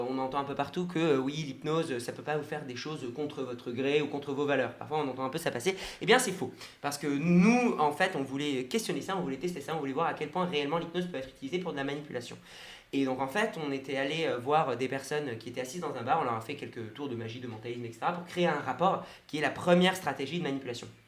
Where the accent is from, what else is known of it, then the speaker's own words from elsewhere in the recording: Japan; born there; Je suis né au Japon.